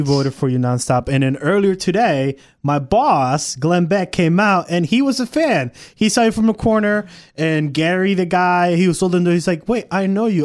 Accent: Puerto Rico; now in Texas, United States; not from Texas. I'm from Puerto Rico.

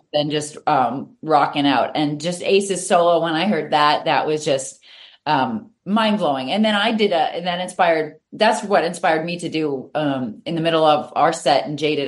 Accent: Reading, Massachusetts, United States; also born or lived in Natick, Massachusetts; I moved from Natick up to the Reading area and I went to a Catholic yep. school

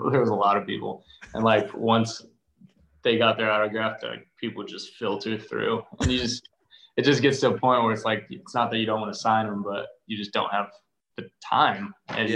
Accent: Arizona, United States; growing up in Arizona

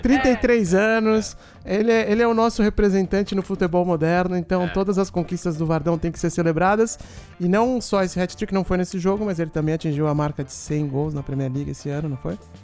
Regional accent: Brazil; nós somos brasileiros

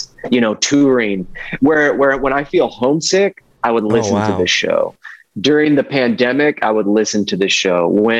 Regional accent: Ohio, United States; now in Nashville, United States; I'm from Ohio

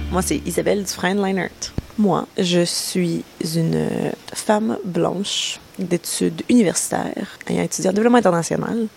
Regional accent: Montreal, Quebec, Canada; Je suis montréalaise, toujours été montréalaise

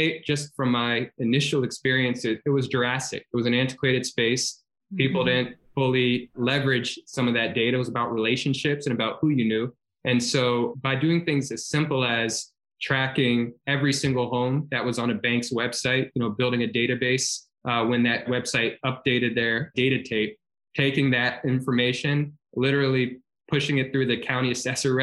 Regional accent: Baton Rouge, Louisiana, United States; moved away; I'm from Baton Rouge, Louisiana, originally

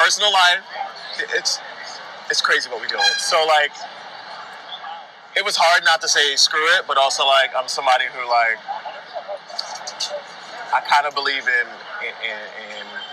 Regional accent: New York City, New York, United States; I grew up in New York City and I was part of the Boys Choir of Harlem.

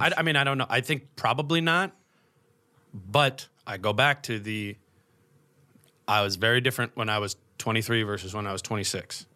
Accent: Minnesota, United States; I grew up in Minnesota, I went to college in Minnesota

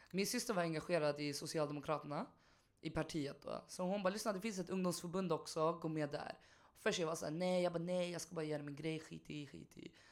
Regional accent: Stockholm, Stockholm County, Sweden; Som stockholmare, allt detsamma.

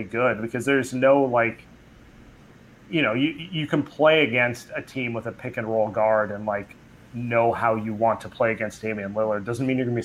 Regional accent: East Bay, California, United States; now in San Francisco, United States; I grew up in the East Bay. I've lived in the city for the last 10, 11 years

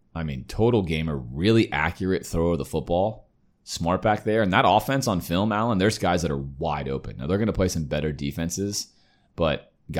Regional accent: Coral Gables, Florida, United States; And growing up in Coral Gables, it still gives me all the feels.

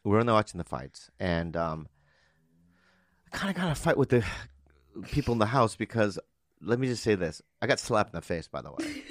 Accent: United States; I'm an American

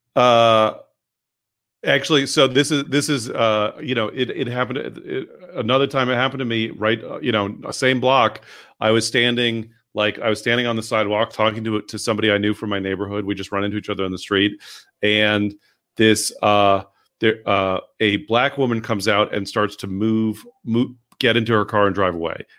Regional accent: San Francisco, California, United States; growing up in San Francisco, like, you know, like I like I was at pride parades as

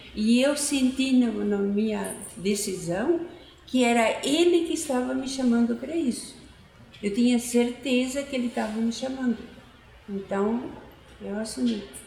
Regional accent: Criciúma, Santa Catarina, Brazil; now in Curitiba, Brazil; eu sou catarinense de Criciúma, nascida de uma família de 11 filhos

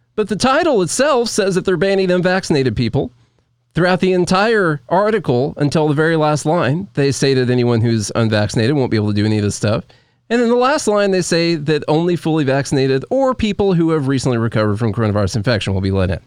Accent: United States; as an American person

